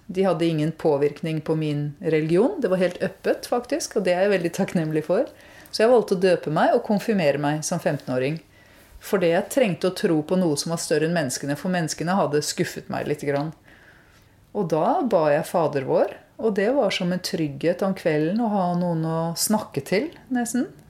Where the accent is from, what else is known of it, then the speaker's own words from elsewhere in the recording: Norway; jeg vokste opp i Norge